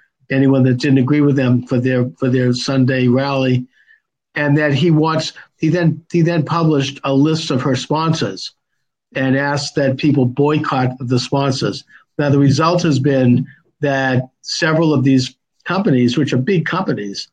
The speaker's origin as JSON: {"language": "English", "town": "Quincy", "region": "Massachusetts", "country": "United States", "tie": "born or raised there", "said": "growing up in Quincy"}